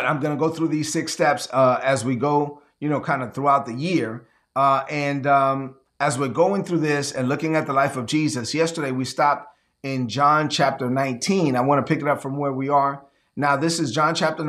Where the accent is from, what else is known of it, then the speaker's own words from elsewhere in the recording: New York City, New York, United States; I grew up in Brooklyn